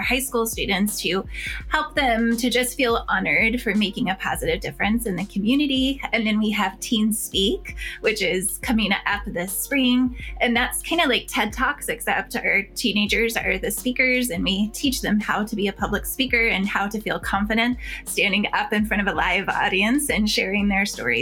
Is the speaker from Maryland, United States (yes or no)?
no; Chicago Heights, Illinois, United States; moved away; I'm from Chicago.